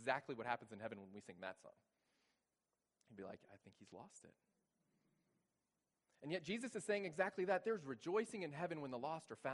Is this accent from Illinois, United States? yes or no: no; Texas, United States; moved away as an adult; now in Bowling Green, United States; I'm originally from Texas